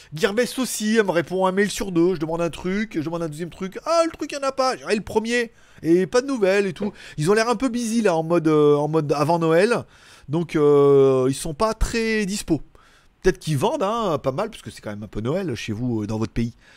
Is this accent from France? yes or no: yes; France; on est français